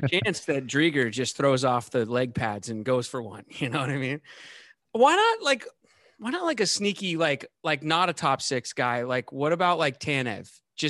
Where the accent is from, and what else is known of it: Seattle, Washington, United States; born or raised there; moved away